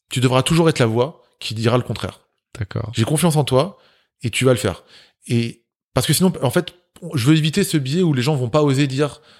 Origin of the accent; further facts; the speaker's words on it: Grigny, Île-de-France, France; J'ai grandi à Grigny. C'est, euh, on, a, on a eu la palme de la ville la plus pauvre de France.